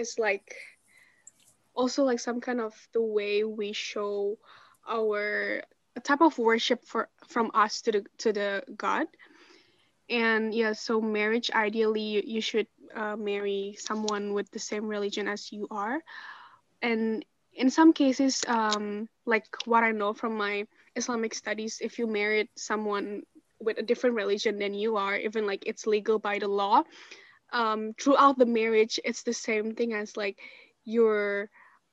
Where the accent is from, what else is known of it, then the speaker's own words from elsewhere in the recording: Indonesia; moved away; I'm from Indonesia.